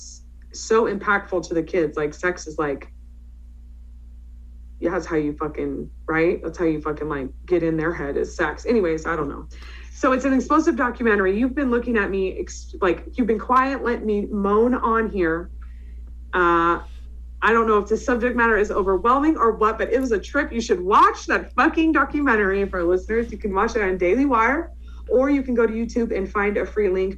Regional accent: San Francisco Bay Area, California, United States; I grew up in the San Francisco Bay Area.

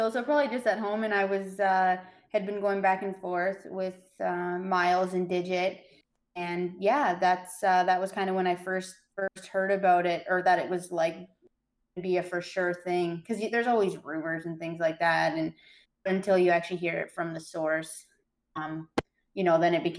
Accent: Waterford, Ontario, Canada; now in Brantford, Canada; I grew up in Waterford, so a really small town and no high performance gym in the area.

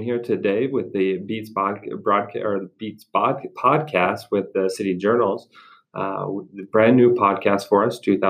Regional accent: Malad City, Idaho, United States; Preston, Idaho. Mm-hmm. I was raised in Malat, so just mm-hmm. over the mountain there in Oneida County.

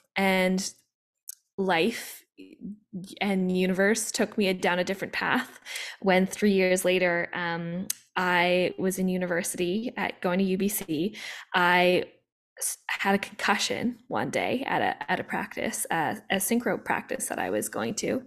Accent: Vancouver, British Columbia, Canada; I grew up in Vancouver, Canada, where I am now

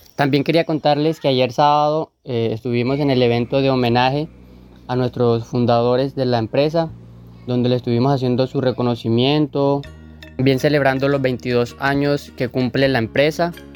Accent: Bonda, Magdalena, Colombia; soy de la zona de Bonda

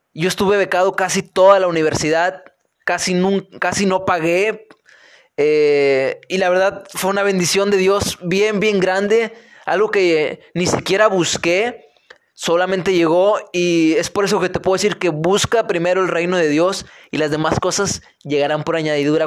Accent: Linares, Nuevo León, Mexico; moved away as an adult; also born or lived in Monterrey; yo soy de Linares, Nuevo León. Nací en Monterrey, pero soy de Linares, Nuevo León. Eh, terminé la prepa acá en Linares

